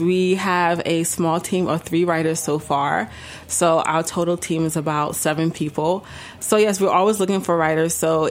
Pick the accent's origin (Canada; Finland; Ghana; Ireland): Ghana; as a West African, as a Ghanaian.